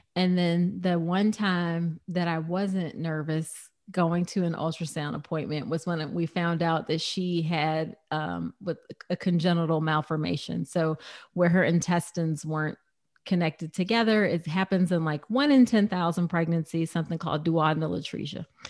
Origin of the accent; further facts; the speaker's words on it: United States; I'm very distinctly American